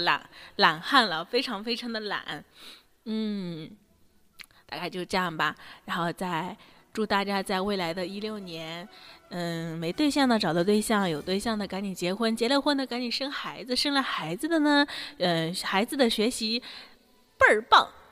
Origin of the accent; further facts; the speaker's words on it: Ningbo, Zhejiang, China; 我们大宁波